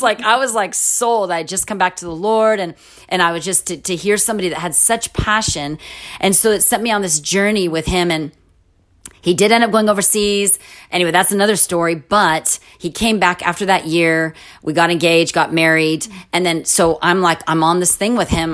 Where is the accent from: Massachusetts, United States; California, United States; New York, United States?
California, United States; moved away as an adult; also born or lived in Jordan; I was from California